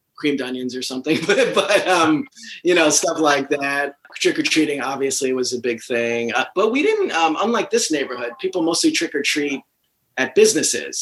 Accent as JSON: {"language": "English", "region": "New Jersey", "country": "United States", "tie": "born or raised there", "also_born_or_lived": "Brooklyn, New York", "said": "only a year or two after we moved from Brooklyn to uh, New Jersey."}